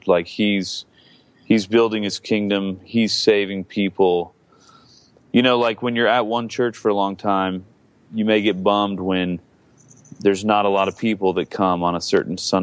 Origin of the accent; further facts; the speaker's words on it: Georgia, United States; now in Seattle, United States; I grew up in Georgia